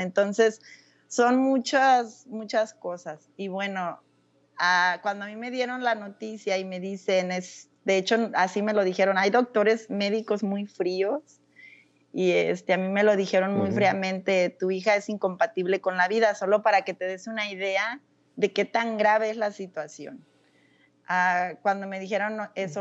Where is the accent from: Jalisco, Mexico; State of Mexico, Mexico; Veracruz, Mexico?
Jalisco, Mexico; Casimiro Castillo; moved away as an adult; also born or lived in North Carolina, United States / Florida, United States / Germany; now in Nebraska, United States; yo nací en un pueblo de Jalisco llamado Casimiro Castillo. Eh, soy la menor, soy la menor de tres hermanos